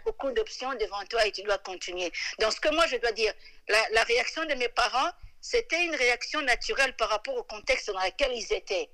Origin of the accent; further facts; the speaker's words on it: DR Congo; moved away as an adult; also born or lived in London, England; now in Scotland, United Kingdom; je suis congolaise